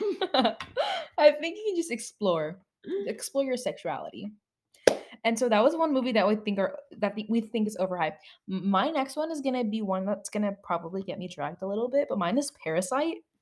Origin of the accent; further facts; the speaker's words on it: United States; because I'm an American